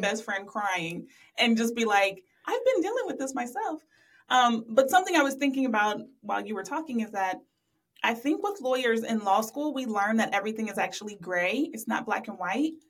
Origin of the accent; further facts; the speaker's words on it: Columbus, Ohio, United States; I'm from Columbus, live in Columbus now.